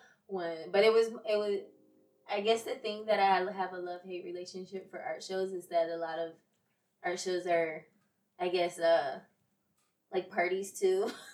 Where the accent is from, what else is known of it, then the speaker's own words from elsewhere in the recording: Rochester, New York, United States; Rochester, New York.